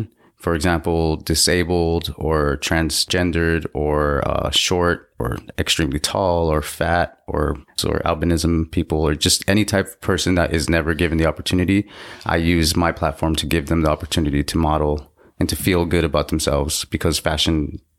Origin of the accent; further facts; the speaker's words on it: Los Angeles, California, United States; I was born in LA. I come from Mexican parents and native indigenous heritage.